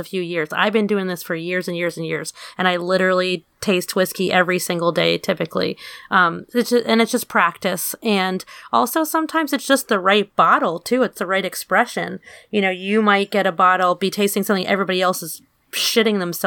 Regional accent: New York City, New York, United States; my hometown, Queens

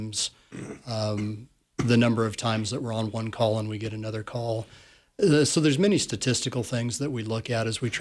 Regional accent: Sheridan, Wyoming, United States; also born or lived in South Dakota; I actually grew up in Sheridan, Wyoming, class of 1988, Sheridan Bronc

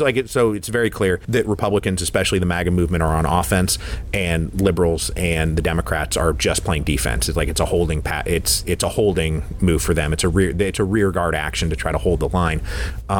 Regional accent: Redmond, Washington, United States; I'm actually from Redmond, Washington. Like Microsoft was planted in my backyard when I was like 6 years old, and I watched it grow up

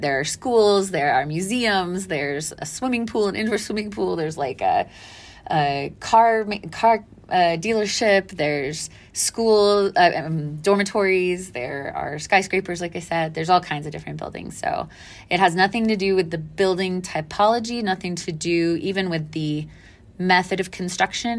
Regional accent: Dallas, Texas, United States; I grew up in Dallas, mostly

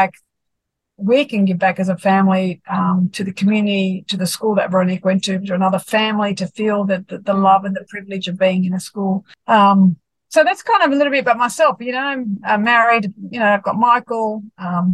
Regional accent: Sydney, New South Wales, Australia; born and bred in Sydney

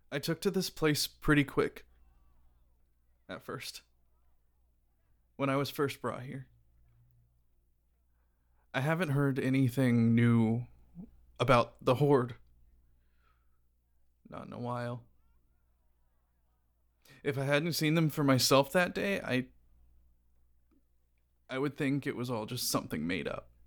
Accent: Texas, United States; like still in the same house where I grew up in in Texas

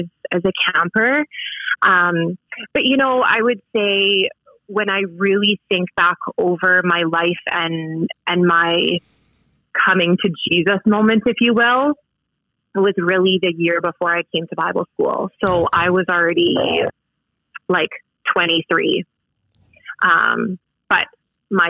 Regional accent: Saskatoon, Saskatchewan, Canada; I grew up in Saskatoon, so very close to where we live now.

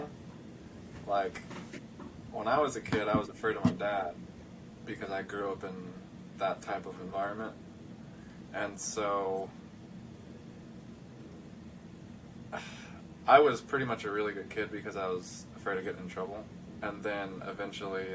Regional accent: Nampa, Idaho, United States; moved away as an adult; the kid that grew up in Nampa, Idaho

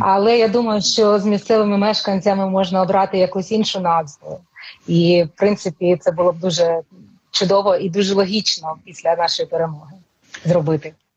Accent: Novopskov, Luhansk Oblast, Ukraine; moved away as an adult; now in Kyiv, Ukraine; я народилася на Луганщині в Новопскові. І для мене це е, я жила там дуже довгий час, жила в Луганську і пізніше приїхала в Київ.

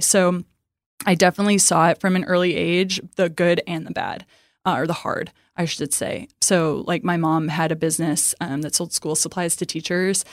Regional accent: Midwest, United States; now in Dallas, United States; I'm from the Midwest

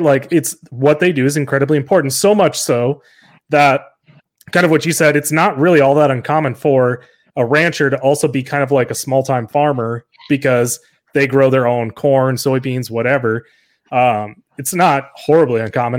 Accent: South Dakota, United States; I'm from South Dakota

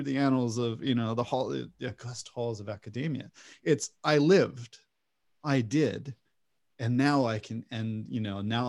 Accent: United States; as an American, I also have the juxtaposition of American-based education systems

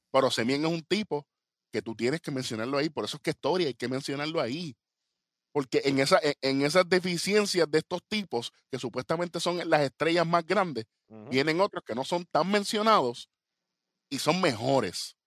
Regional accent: Puerto Rico; nosotros somos boricuas

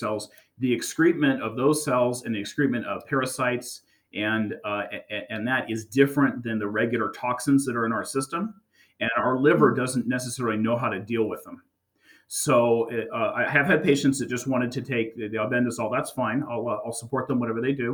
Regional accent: the Bay Area, California, United States; I grew up in the Bay Area

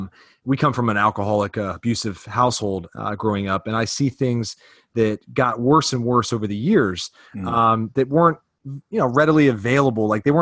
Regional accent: Virginia, United States; And then I grew up in the South, part of Virginia

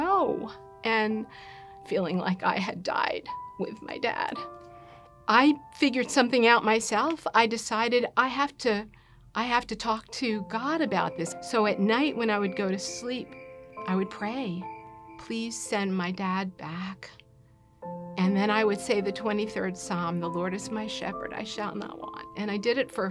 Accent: New Jersey, United States; I was a happy little girl growing up in New Jersey.

